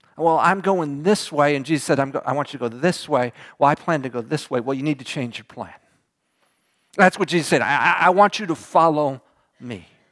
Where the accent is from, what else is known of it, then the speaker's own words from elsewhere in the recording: Houston, Texas, United States; I was from Houston